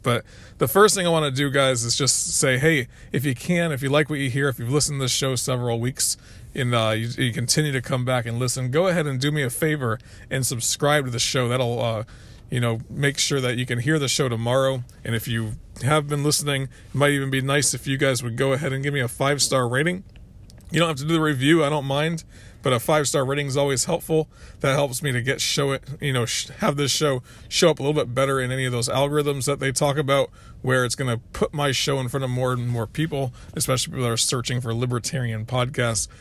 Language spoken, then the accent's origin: English; Florida, United States; also born or lived in North Carolina; now in South Carolina, United States; I grew up in Florida.